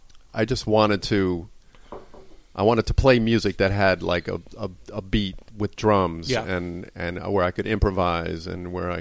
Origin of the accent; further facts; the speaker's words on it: outside of New York, United States; I grew up outside of New York